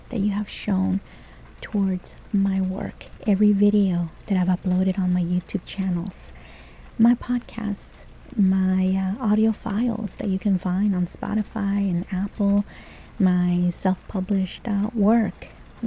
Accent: El Salvador; first language Spanish; English is a second language; moved away; when I was growing up in El Salvador

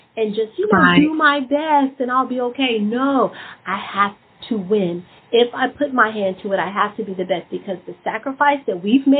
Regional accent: Memphis, Tennessee, United States; I'm from Memphis

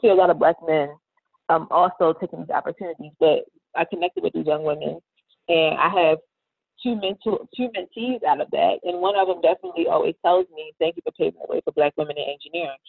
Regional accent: Baltimore, Maryland, United States; moved away as an adult; now in Atlanta, United States; born and raised in Baltimore City

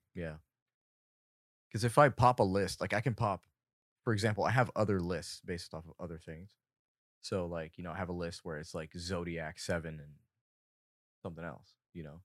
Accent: Fountain Valley, California, United States; I was born in Fountain Valley, California, my entire life. I've been born and raised here

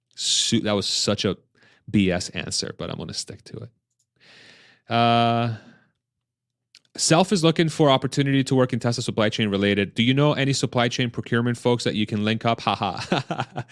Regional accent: Pennsylvania, United States; now in Austin, United States; I'm from Pennsylvania, I'm from the Northeast

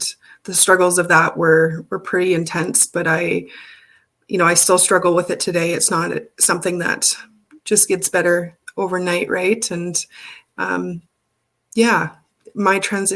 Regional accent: Alberta, Canada; I was born and raised in Alberta on Treaty 6 land.

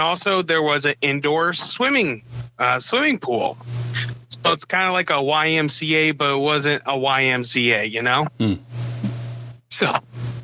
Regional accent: Nebraska, United States; moved away; also born or lived in Iowa / Neola, Iowa; I'm originally from, I was born in Nebraska. And my family has moved over pretty much Nebraska to Iowa multiple times

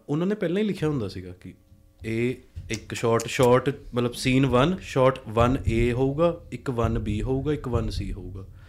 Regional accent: Chandigarh, India; ਮੈਂ ਵੀ ਚੰਡੀਗੜ੍ਹ ਤੋਂ ਹੀ ਆ

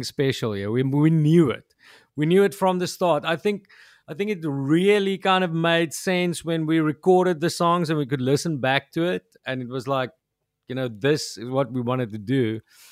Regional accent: South Africa; first language Afrikaans; English is a second language; I just see myself as an South African

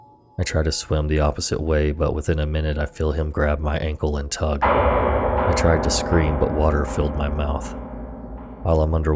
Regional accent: the South, United States; I grew up in the South. Tons and tons of beautiful places to see that haven't been taken over by concrete yet.

